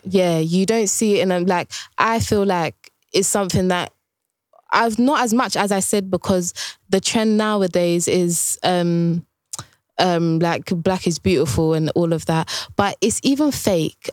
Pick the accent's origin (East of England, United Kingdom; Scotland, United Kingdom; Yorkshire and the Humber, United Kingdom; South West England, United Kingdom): East of England, United Kingdom; Essex; growing up in Essex, when I was young